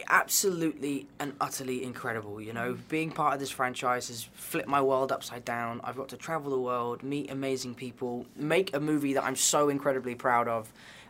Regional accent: London, United Kingdom; I am a native of Southwest London, darling.

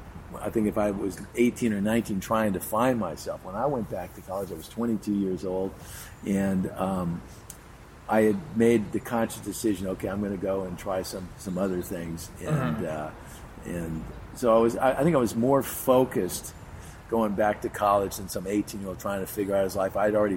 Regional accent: Beverly Hills, California, United States; born or raised there

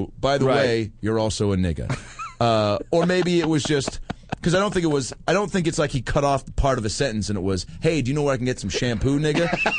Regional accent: Seattle, Washington, United States; moved away; in Seattle at the Parlor Live Comedy Club in my hometown.

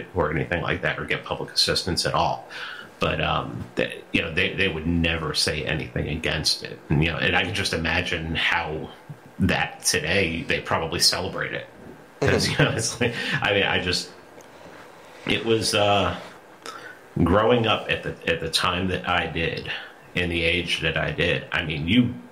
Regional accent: New York City, New York, United States; moved away; growing up in New York City

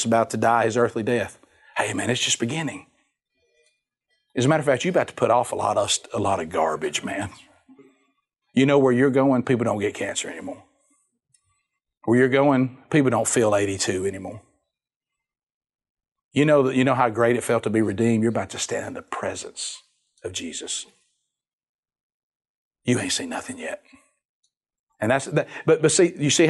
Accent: United States; I'm from Calhoun County and I'm a co-heir of the Lord of Lords and the King of Kings

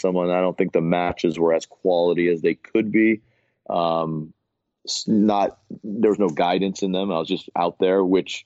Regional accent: Miami, Florida, United States; growing up in Miami

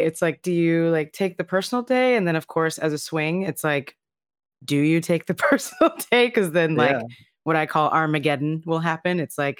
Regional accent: Texas, United States; I'm from Texas, so the flattest of flat, right?

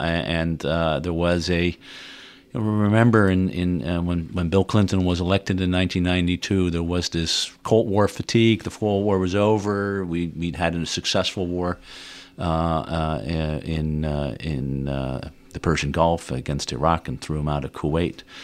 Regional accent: Netherlands; moved away as an adult; now in United States; I grew up in Holland, uh, Dutch parents

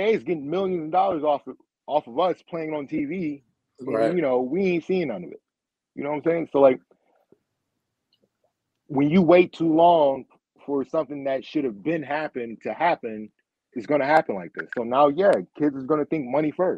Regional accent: Rochester, New York, United States; I am from Rochester, New York. I'm in Rochester, New York

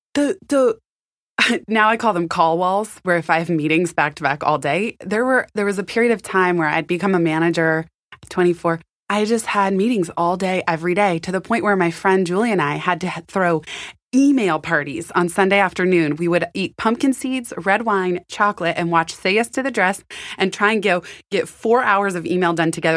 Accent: San Francisco, California, United States; also born or lived in Palo Alto; I was born and raised in San Francisco, and then I moved to Palo Alto in seventh grade

